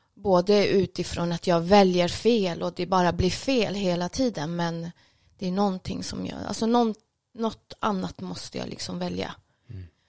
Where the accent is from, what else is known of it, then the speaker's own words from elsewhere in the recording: Stockholm, Stockholm County, Sweden; also born or lived in Jordbro; född och uppvuxen här i Stockholm